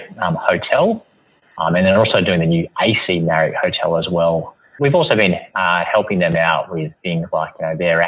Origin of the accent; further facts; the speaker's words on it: Melbourne, Victoria, Australia; I'm a very proud Melbournean